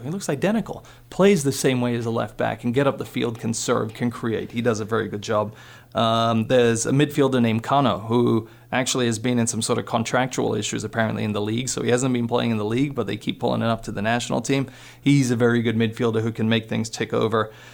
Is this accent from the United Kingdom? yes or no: no; Poland; also born or lived in Minnesota; now in Montana, United States; being Polish, growing up in Poland, being born there